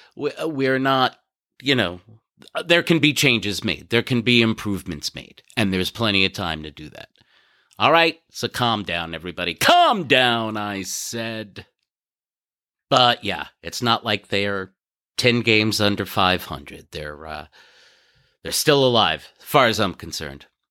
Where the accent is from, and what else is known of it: New York City, New York, United States; born or raised there; moved away